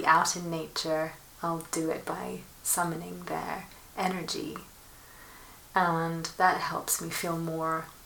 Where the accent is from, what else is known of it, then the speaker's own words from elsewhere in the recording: Milan, Lombardy, Italy; moved away; also born or lived in London / Rome; I grew up in Milan, between Milan and London